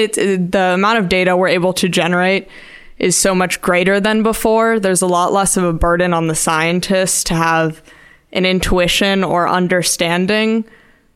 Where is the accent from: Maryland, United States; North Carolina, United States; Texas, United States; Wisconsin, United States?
Texas, United States; Austin; moved away; I grew up in Austin, Texas